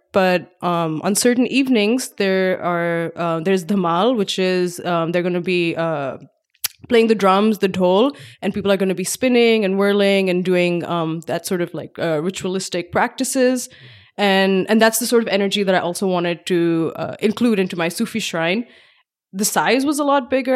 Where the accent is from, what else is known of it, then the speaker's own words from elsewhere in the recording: Pakistan; moved away as an adult; now in Bay Area, United States; I grew up in Pakistan